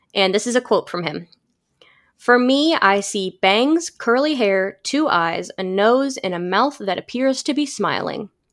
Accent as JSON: {"language": "English", "town": "St. Louis", "region": "Missouri", "country": "United States", "tie": "born or raised there"}